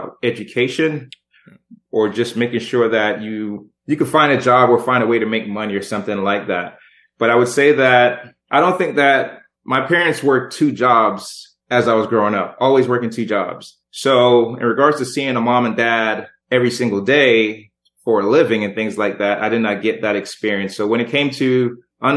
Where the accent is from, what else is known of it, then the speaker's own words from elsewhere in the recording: Jamaica; I was born in Jamaica